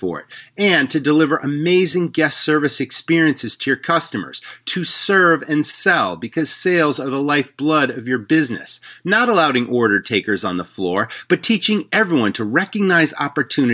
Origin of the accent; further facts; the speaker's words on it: Western Massachusetts, United States; I grew up in Western Massachusetts